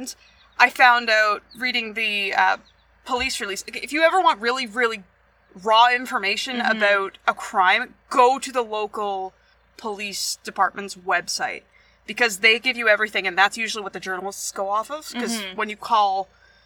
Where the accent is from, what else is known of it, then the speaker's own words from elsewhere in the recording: Oshawa, Ontario, Canada; in Oshawa, which is my hometown